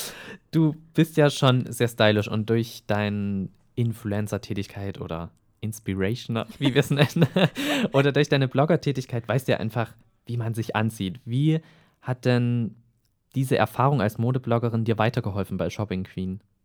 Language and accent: German; Eisenach, Thuringia, Germany; ich komme ja aus Eisenach, auch aus Thüringen